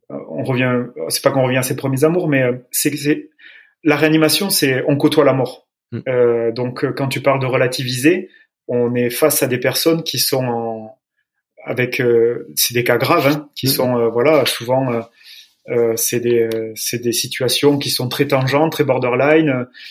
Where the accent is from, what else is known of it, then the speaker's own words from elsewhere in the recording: Agen, Nouvelle-Aquitaine, France; je suis originaire du Lot-et-Garonne, d'Agen